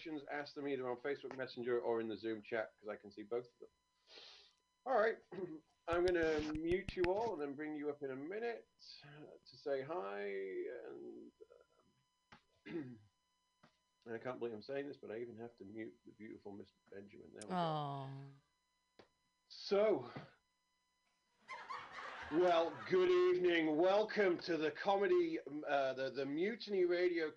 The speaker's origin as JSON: {"language": "English", "country": "United Kingdom", "moved": "yes"}